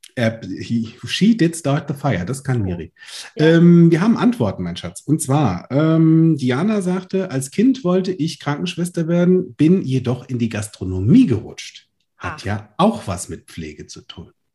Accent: Limburg an der Lahn, Hesse, Germany; Im Schulpraktikum war ich Dekorateur bei Karstadt, bei uns in Limburg.

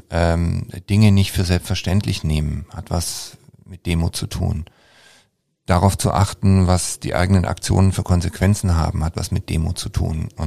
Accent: Baden-Württemberg, Germany; und ich als Schwabe spreche eigentlich nie darüber

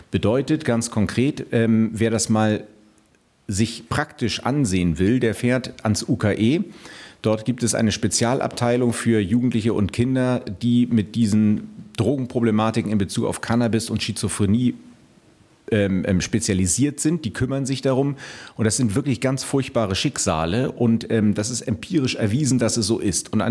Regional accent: Brazil; Ich habe auch einen Migrationshintergrund. Ich bin äh, Brasilianer und fühle mich ganz gut integriert.

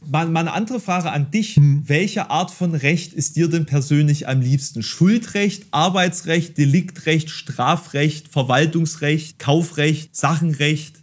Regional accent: Dresden, Saxony, Germany; born or raised there; now in Halle, Germany

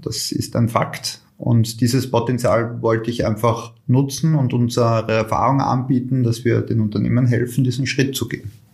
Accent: Austria; bei uns in Österreich

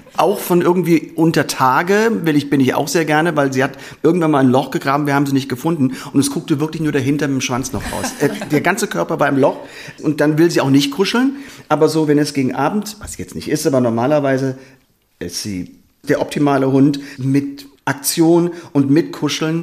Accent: Vordereifel, Rhineland-Palatinate, Germany; also born or lived in Koblenz; ich komme aus Rheinland-Pfalz. Wir beide kommen aus Rheinland-Pfalz, also meine Frau und ich. Ähm, ich bin aufgewachsen ungefähr so 30 hm, Kilometer in der Vordereifel und bin auch die letzten Jahre im Gymnasium in Koblenz zur Schule gegangen

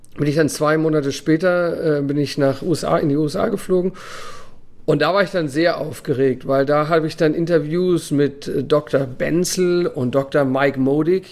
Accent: Germany; moved away as an adult; now in Abu Dhabi, United Arab Emirates; so sind wir aufgewachsen in Deutschland

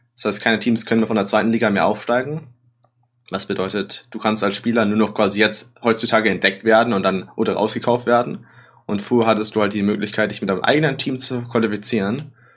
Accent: Germany; moved away; ich als Deutscher

